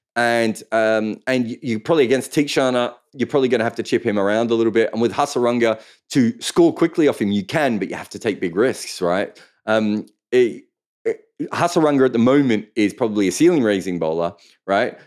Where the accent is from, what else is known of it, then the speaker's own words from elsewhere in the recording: Melbourne, Victoria, Australia; I grew up in in Melbourne